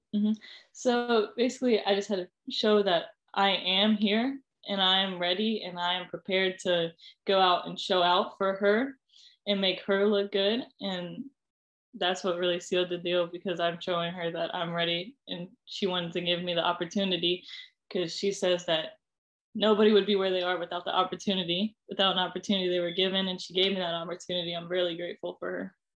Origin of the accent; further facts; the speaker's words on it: Ohio, United States; I was from Ohio